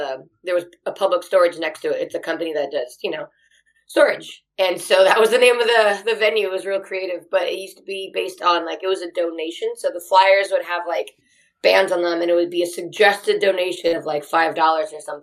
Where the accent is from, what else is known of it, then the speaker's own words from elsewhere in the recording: Anaheim, California, United States; also born or lived in Hollywood, California; I was born in Anaheim and I just moved around Southern California. That's kind of all I've lived